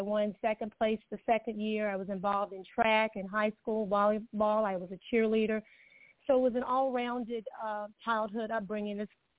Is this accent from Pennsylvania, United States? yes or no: no; Alabama, United States; moved away as an adult; also born or lived in Gary, Indiana; now in Arizona, United States; I was born in Gary, Indiana. I grew up in Alabama. I'm a PK, a preacher's kid.